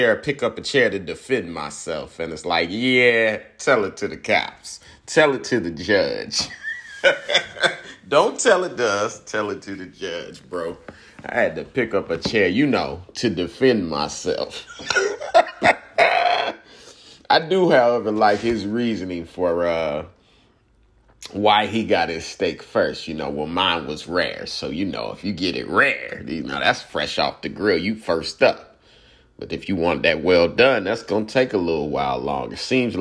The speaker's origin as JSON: {"language": "English", "town": "Indianapolis", "region": "Indiana", "country": "United States", "said": "I'm from Indianapolis, Cincinnati, right down the road"}